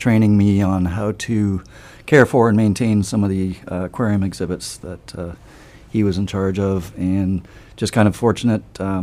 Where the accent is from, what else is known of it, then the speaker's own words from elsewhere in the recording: Canada; moved away as an adult; also born or lived in Guelph, Ontario; now in Sarasota, United States; I'm a fellow Canadian